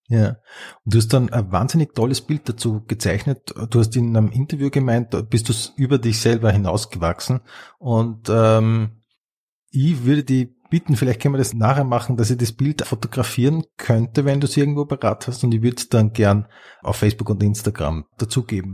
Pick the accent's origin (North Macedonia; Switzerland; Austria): Austria; Upper Austria; ich bin ja aus Oberösterreich